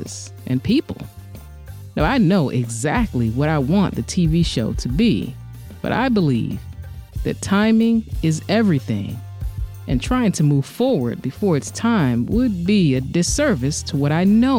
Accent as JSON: {"language": "English", "town": "Washington", "region": "District of Columbia", "country": "United States", "tie": "born or raised there", "said": "my hometown, Washington, D.C."}